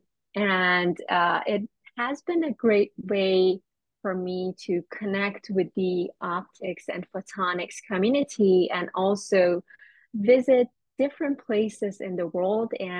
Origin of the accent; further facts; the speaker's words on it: Iran; moved away as an adult; now in United States; I'm originally from Iran, and I moved to the United States for graduate school